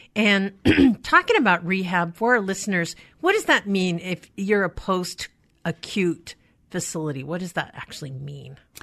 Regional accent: Skagit County, Washington, United States; I grew up in Skagit County

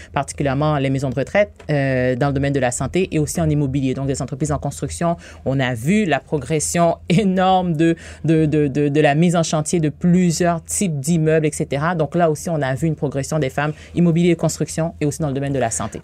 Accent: Haiti; moved away as an adult; now in Quebec, Canada; je suis née en Haïti. Ah Ça fait 18 ans que je suis ici

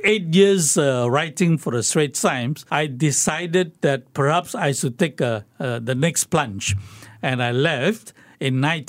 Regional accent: Singapore; And I told them I'm from Singapore. And they asked me, which part of China were you from? I said, no. I was not from China.

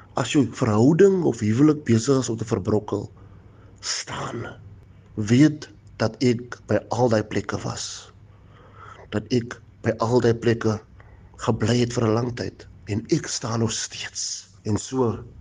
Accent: Franschhoek, Western Cape, South Africa; Ek is gebore in Franshoek op 'n plaas Matonik Salshore in 1986 My pa was 'n plaasarbeider, my ma was 'n kelnerin. Destyds, ons het arm groot geraak in 'n plaashuisie

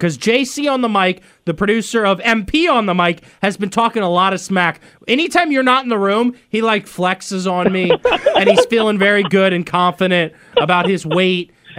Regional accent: Northern Virginia, United States; now in Richmond, United States; Right, and so I'm from Northern Virginia. We were 703.

